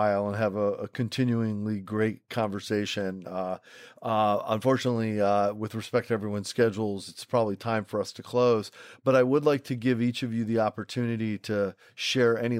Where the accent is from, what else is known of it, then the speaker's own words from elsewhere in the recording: Rochester, New York, United States; I grew up in Rochester, New York, where Kodak is located